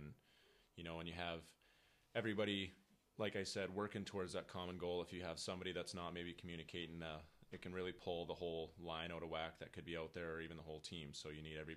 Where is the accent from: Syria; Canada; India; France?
Canada; Moose Jaw, Saskatchewan; moved away; also born or lived in Minot, North Dakota; from Moose Jaw, Saskatchewan